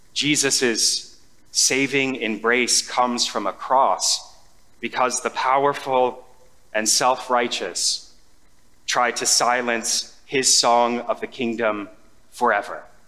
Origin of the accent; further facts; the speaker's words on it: United States; We, as an American society